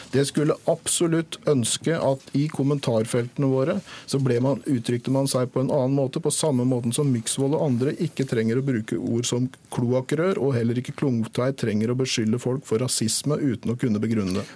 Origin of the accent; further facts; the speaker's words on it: Norway; vi som nordmenn, da etniske